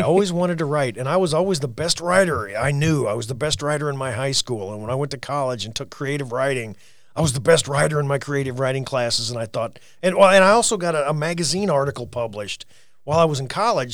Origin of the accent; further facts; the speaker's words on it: Orrick, Missouri, United States; I'm from Oric, Missouri. That's O R R I C K.